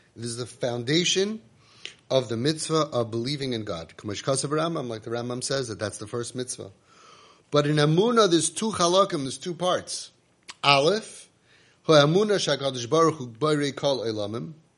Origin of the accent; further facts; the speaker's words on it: United States; we grew up in America